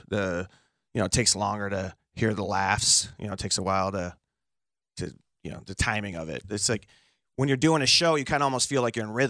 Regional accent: Chicago, Illinois, United States; because I grew up on the Southside taking the Dan. I never was on 290. If you can avoid be a regular Chicagoan and not have to deal with the Eisenhower.

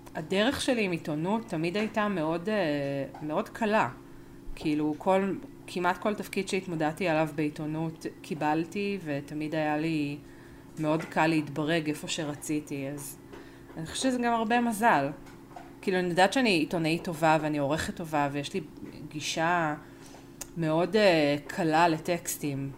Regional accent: Argentina; אני ארגנטינאית

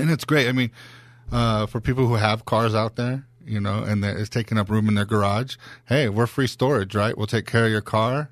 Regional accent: San Diego, California, United States; I grew up here in San Diego

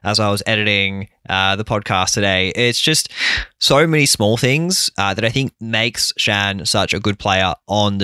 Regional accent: Australia; as an Aussie

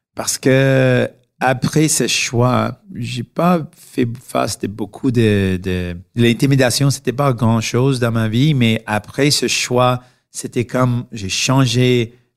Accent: Canada; French is a second language; nous sommes tous de Canada

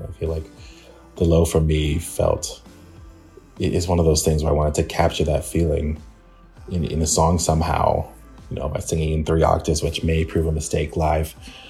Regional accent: England, United Kingdom; born there; I was born in England and I still have to apply for visas to go there.

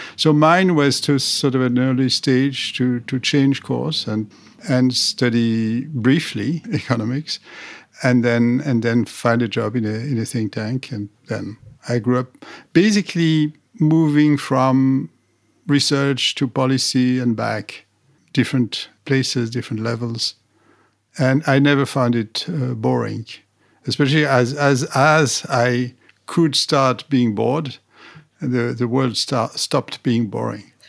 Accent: Paris, Île-de-France, France; I was educated as a, as an engineer in, in, in France, in Paris. I grew up there

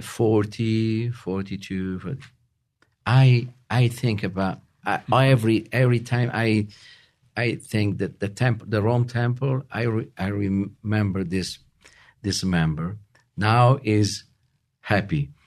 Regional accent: Rome, Lazio, Italy; English is a second language; moved away as an adult; now in Utah, United States; we moved in Utah from Italy four years ago

